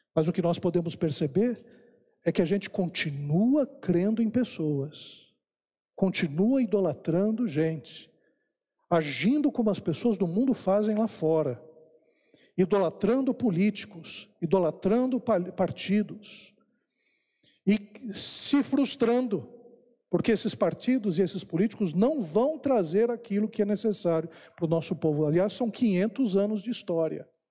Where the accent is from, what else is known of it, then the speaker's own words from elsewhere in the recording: Brazil; nós que somos brasileiros, nós temos uma identidade brasileira